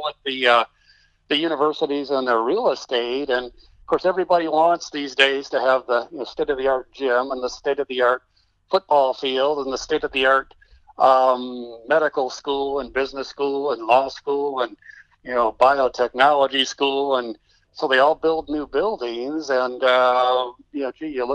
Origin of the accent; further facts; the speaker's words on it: Texas, United States; I'm being a Texan